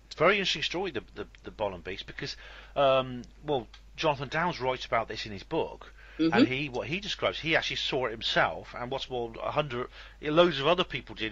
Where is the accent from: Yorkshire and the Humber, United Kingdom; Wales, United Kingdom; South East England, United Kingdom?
Wales, United Kingdom; West; now in Oxford, United Kingdom; I come from West Wales and I know. I live in Oxford now